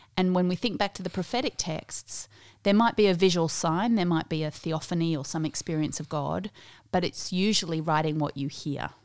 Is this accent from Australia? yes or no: yes; Australia; also born or lived in South Africa; I grew up in the Uniting Church here in Australia, Methodist before that in South Africa